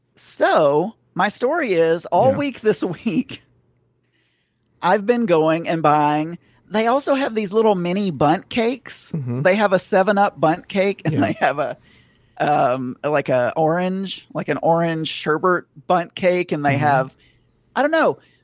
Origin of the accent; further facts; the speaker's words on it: the South, Southern United States, United States; accent: Southern; I'm sounding Southern right now. I can hear my Southern accent